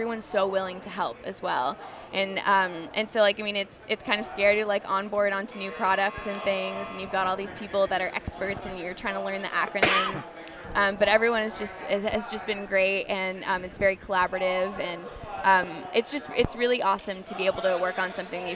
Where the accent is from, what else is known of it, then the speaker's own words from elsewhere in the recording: Texas, United States; I was born and raised in Texas